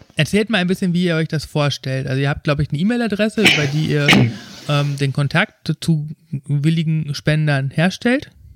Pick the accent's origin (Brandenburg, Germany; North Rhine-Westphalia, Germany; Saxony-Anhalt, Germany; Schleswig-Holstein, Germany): North Rhine-Westphalia, Germany; Ruhr area; ich komme aus dem Ruhrgebiet